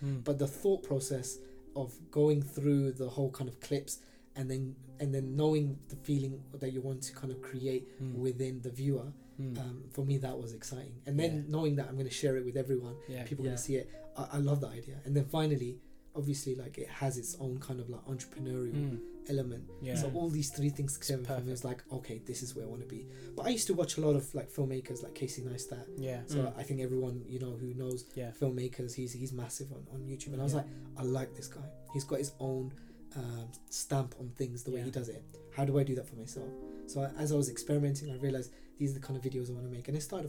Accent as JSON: {"language": "English", "country": "Pakistan", "said": "I'm a Pakistani male, like maternal health isn't something I ever thought I was going to be part"}